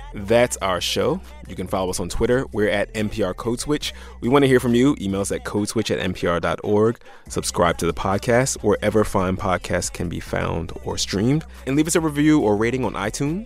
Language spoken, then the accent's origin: English; Philadelphia, Pennsylvania, United States; I feel like I'm from South Philly